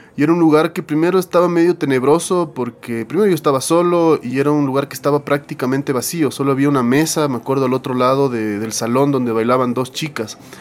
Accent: Quito, Pichincha, Ecuador; yo soy quiteño

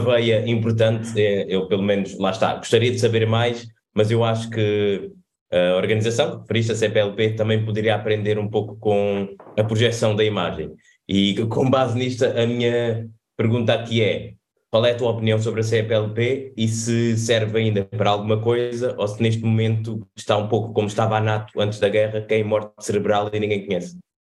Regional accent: Cape Verde; now in Portugal; nós somos cabo-verdianos, estamos fora

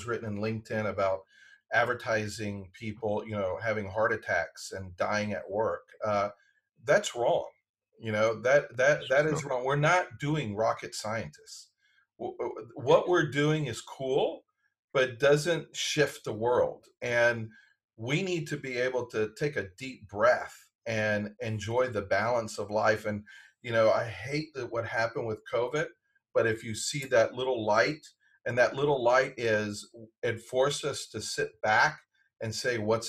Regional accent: Decatur, Georgia, United States; also born or lived in Washington, D.C.; A&P in Atlanta, where I grew up in Decatur

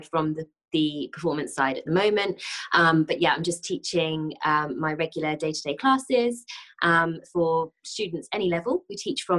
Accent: Andover, South East England, United Kingdom; So I'm from Andover in Hampshire. It's a really small town. And I've lived here all my life. I was born here.

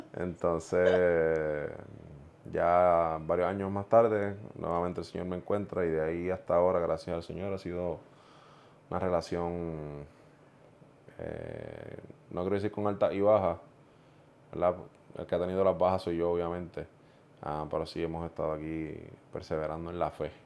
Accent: Puerto Rico; also born or lived in Ponce, Puerto Rico; yo soy del centro de la isla, de Juntas Puerto Rico, nacido en Ponce. Y crecí en un hogar no necesariamente cristiano.

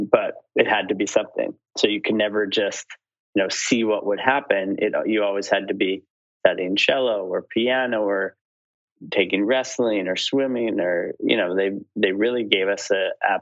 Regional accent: Saskatoon, Saskatchewan, Canada; moved away as an adult; also born or lived in Montreal / Los Angeles / Beijing; I grew up in Saskatoon, Saskatchewan

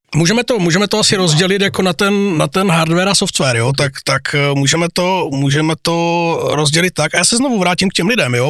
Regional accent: Zlín, Zlín Region, Czechia; mé dětství bylo gotvaldovské.

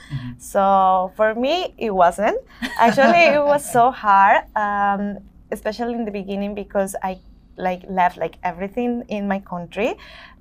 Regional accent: Colombia; now in New York, United States; I'm from Colombia

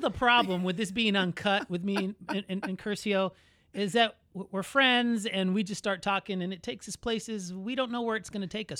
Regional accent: Orlando, Florida, United States; I was born in Orlando, but my, my family was all born there.

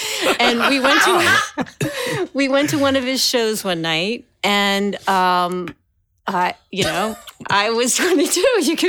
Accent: Westchester, New York, United States; I was born in the city, grew up in Westchester, moved back to Westchester.

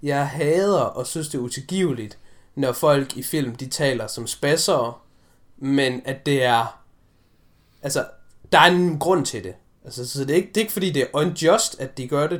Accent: Denmark; vi har jo som danskere

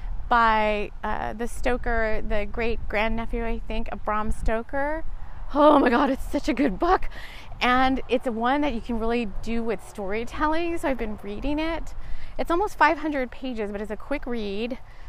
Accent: South Texas, United States; moved away as an adult; also born or lived in London; I grew up in South Texas, mainly in South Texas

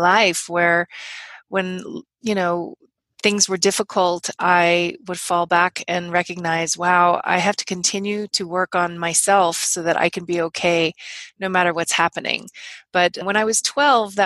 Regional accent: Los Angeles, California, United States; moved away; I actually grew up

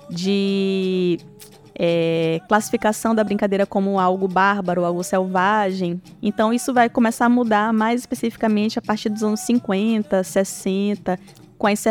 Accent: São Luís, Maranhão, Brazil; Eu cresci em São Luís, e na casa que eu morava, que era a casa dos meus avós, tinha um terreiro. A minha avó é mãe de santo.

